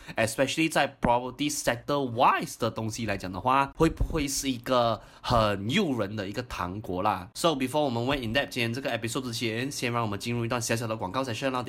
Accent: Singapore; 我作为一个新加坡人啊，as foreigner 来讲的话啦，我也可以买的哦

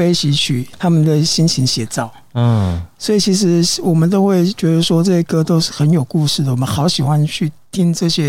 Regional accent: Taiwan; 有有些英文老歌，然后有些就是民歌啊，然后有早期的台湾民谣。啊，本身我是客家人，我也会唱一些客家歌哦。

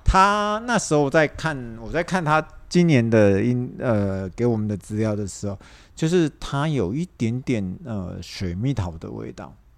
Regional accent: Taiwan; 我们台湾人的想法

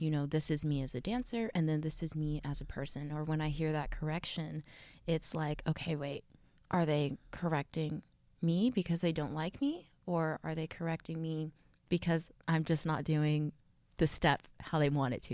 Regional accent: Texas, United States; I'm from Texas.

